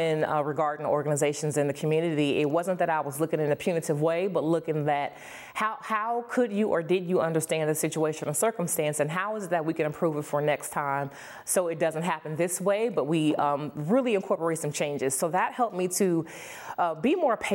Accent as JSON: {"language": "English", "town": "Erie", "region": "Pennsylvania", "country": "United States", "tie": "born or raised there", "said": "growing up in the Franklin Terrace, as a matter of fact, here in Erie, PA"}